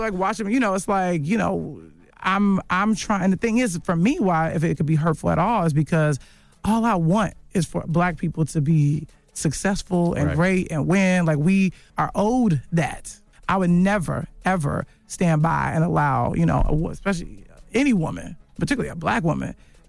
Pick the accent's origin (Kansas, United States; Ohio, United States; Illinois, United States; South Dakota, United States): Illinois, United States; Chicago; Funny, we're both from Chicago, funny enough, and born in the same month, same year.